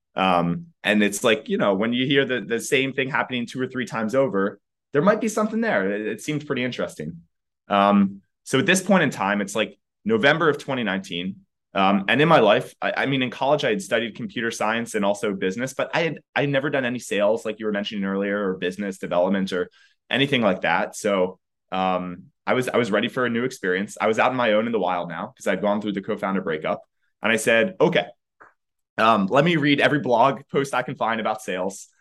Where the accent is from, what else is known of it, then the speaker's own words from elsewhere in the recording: outside of Philadelphia, Pennsylvania, United States; now in San Francisco, United States; currently in San Francisco, but grew up outside of Philadelphia.